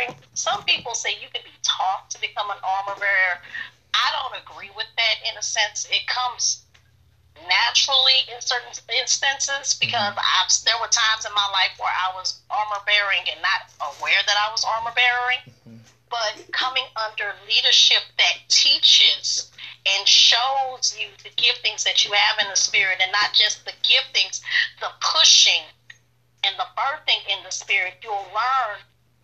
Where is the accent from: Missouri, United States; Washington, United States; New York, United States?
Missouri, United States; St. Louis; moved away as an adult; now in Tallahassee, United States; I'm Tallahassee, Florida, but I'm from St. Louis, Missouri. As Taka said, I am his big sister. I've been in Tallahassee, Florida since 2011